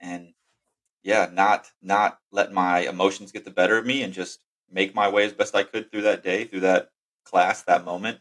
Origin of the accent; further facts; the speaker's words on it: Texas, United States; I was uh, born and raised in Texas.